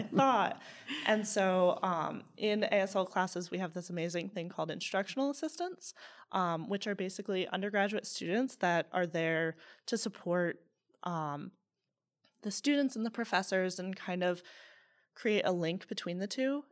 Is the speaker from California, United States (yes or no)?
no; Southington, Connecticut, United States; moved away; also born or lived in Charlottesville, Virginia; I grew up in Southington, Connecticut, but I moved to Charlottesville, Virginia.